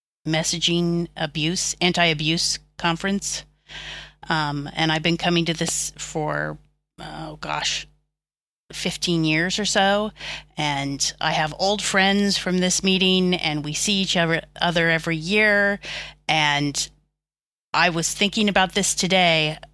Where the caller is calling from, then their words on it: Dublin, Leinster, Ireland; Dublin. Dublin, Ireland.